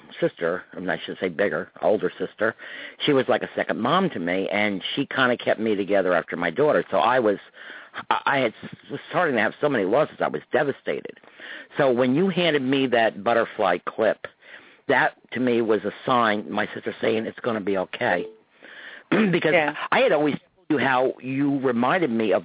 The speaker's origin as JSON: {"language": "English", "area": "Croton", "region": "New York", "country": "United States", "tie": "born or raised there", "said": "at the Summerfest in my hometown, Croton Nuts in New York"}